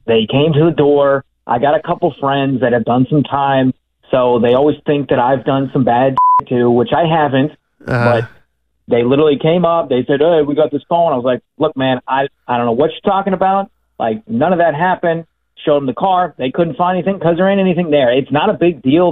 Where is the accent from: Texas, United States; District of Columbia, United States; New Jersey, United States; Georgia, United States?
Texas, United States; Austin; we're both born and raised in Austin here, went to the same high school